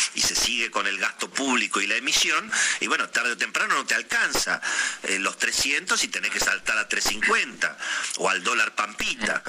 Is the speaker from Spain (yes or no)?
no; Argentina; somos los argentinos